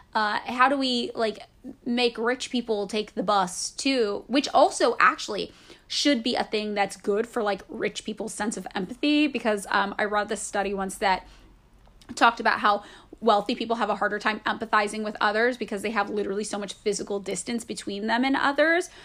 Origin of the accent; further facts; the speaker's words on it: Fresno, California, United States; also born or lived in San Francisco; now in Los Angeles, United States; my hometown of Fresno, California